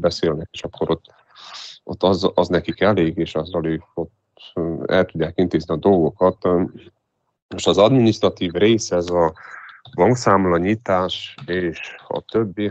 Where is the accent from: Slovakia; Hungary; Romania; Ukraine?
Romania; Transylvania; én Erdélyből vagyok